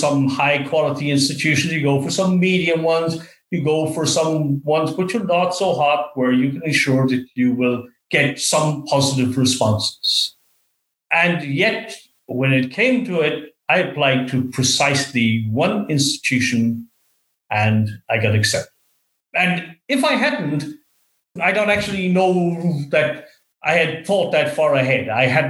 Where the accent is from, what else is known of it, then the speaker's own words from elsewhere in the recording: west of Ireland, Ireland; now in Australia; So to that extent, it was a very different place to be than growing up in the West of Ireland.